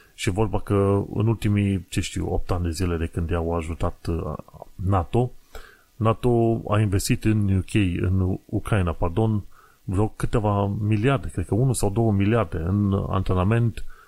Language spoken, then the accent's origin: Romanian; Romania